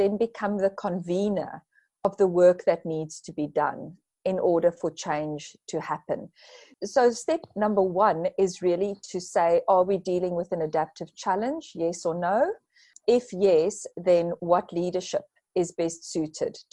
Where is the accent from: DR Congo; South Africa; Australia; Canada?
South Africa; being a South African